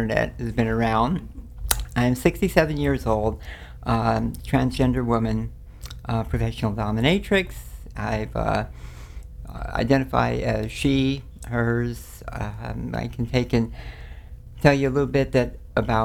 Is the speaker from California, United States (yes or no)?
yes; Los Angeles, California, United States; born or raised there; also born or lived in New Orleans, Louisiana